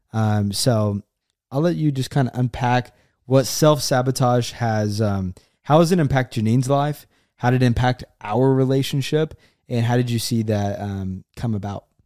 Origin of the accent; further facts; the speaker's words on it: Oklahoma, United States; moved away as an adult; also born or lived in Florida; I'm from Oklahoma